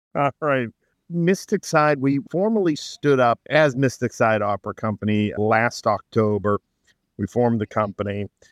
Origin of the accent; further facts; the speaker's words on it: Somerville, Massachusetts, United States; moved away as an adult; now in Malden, United States; I grew up in Somerville